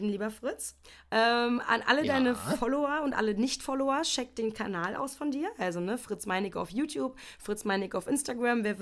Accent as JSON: {"language": "German", "region": "East Germany", "country": "Germany", "said": "da ist die, die Art und Weise der Erziehung schon anders gelaufen als bei mir, als, als Ossi-Kind noch so, finde ich."}